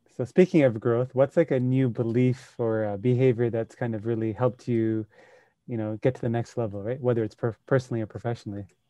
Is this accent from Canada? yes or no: no; Sri Lanka; moved away; I grew up in Sri Lanka